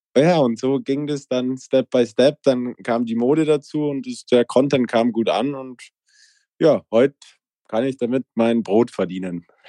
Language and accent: German; Allgäu, Bavaria, Germany; ich komme aus dem Allgäu, mein Dorf hat 80 Einwohner und 2000 Kühe